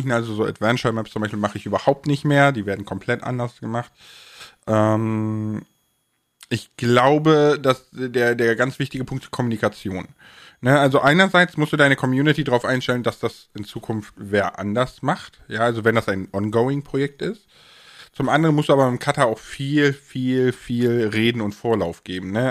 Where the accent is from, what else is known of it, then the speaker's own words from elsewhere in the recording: Rhineland, Germany; weil ich komme ja aus dem Rheinland, ne, und ich kann das auch so ein ne bisschen